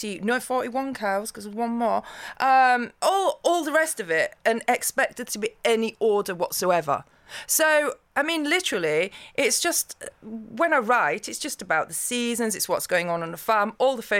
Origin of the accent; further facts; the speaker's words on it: Yorkshire and the Humber, United Kingdom; I'm from Yorkshire